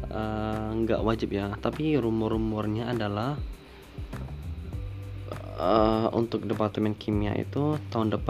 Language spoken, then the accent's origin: Indonesian; Pontianak, West Kalimantan, Indonesia; soalnya kan aku asalnya dari Pontianak ya dan Pontianak itu tidak ada kereta